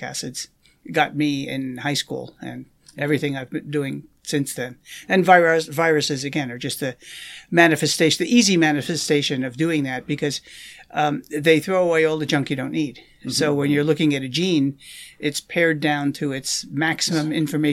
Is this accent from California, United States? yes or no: no; New York area, United States; born or raised there; moved away as an adult; also born or lived in Maryland; now in Madison, United States